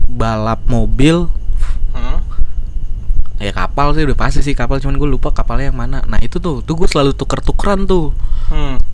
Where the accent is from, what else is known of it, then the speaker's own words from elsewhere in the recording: Jakarta, Indonesia; gue salah satu anak yang beruntung di kalangan gue di daerah gue di Jakarta yang punya Sega